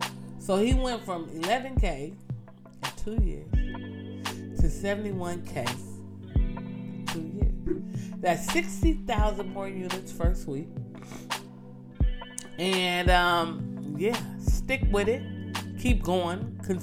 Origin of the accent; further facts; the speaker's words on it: Nigeria; I'm Nigerian, you know, always repping the green and white, so I love to see it.